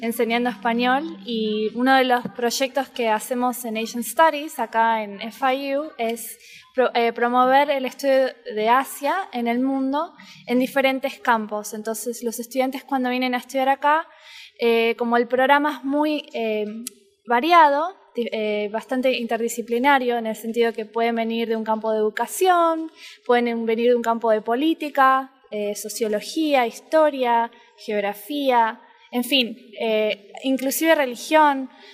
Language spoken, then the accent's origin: Spanish; Buenos Aires, Argentina; accent: rioplatense; moved away as an adult; now in Miami, United States; Soy de Buenos Aires, soy porteña, como decimos los argentinos